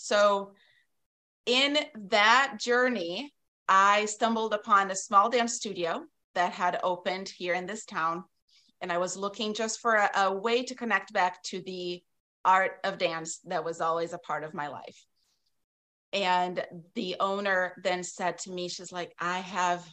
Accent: South Region, Brazil; moved away as an adult; now in Wisconsin, United States; I grew up in Brazil, in the south of Brazil

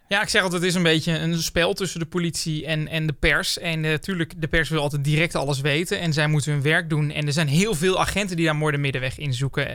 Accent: Brummen, Gelderland, Netherlands; Ik kom zelf ook uit Brummen

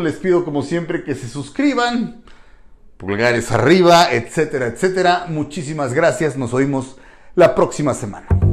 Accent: Mexico; que hacemos el doblaje somos mexicanos

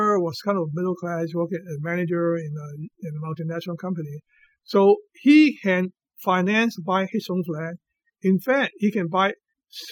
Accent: Hong Kong; moved away as an adult; also born or lived in United States; I left Hong Kong very young, 18 years old, and I spent the next 40 years in America

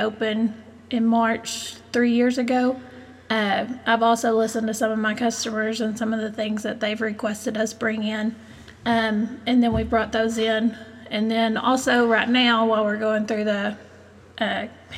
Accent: Hico, Texas, United States; also born or lived in Stephenville, Texas; I grew up in Hyco, lived there all my life

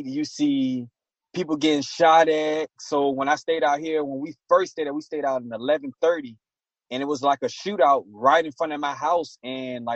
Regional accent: Portsmouth, Virginia, United States; I'm from downtown Portsmouth. I was born and raised

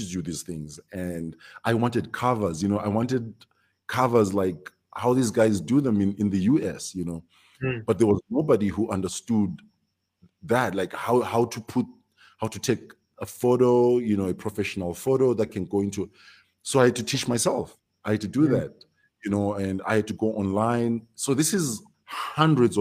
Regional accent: Victoria Falls, Matabeleland North, Zimbabwe; also born or lived in Bulawayo; born and raised in Victoria Falls, very small town.

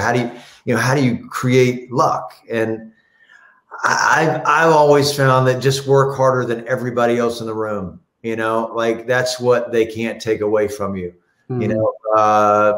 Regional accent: the South, United States; I'm from the South

